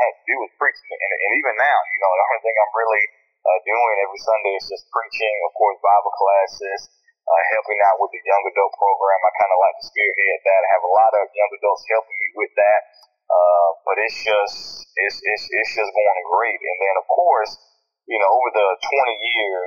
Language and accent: English; Columbus, Georgia, United States; also born or lived in Phenix City, Alabama; I was born and raised in Columbus, Georgia, in Phenix City, Alabama